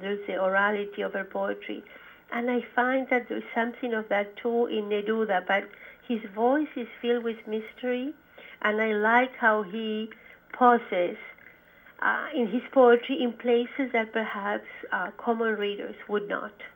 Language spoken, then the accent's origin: English; Santiago, Santiago Metropolitan Region, Chile; now in United States; I grew up in in Santiago, Chile